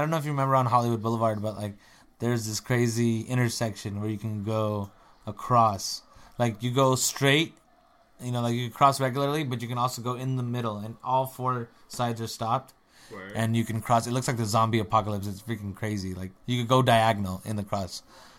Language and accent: English; India; accent: Indian; now in United States; Because my Indian accent couldn't get my green card.